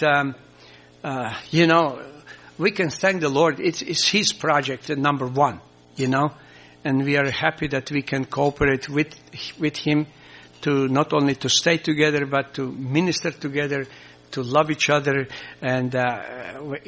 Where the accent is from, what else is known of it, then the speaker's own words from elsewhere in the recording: Croatia; first language Croatian; English is a second language; English is not my mother tongue, or we have a Croatian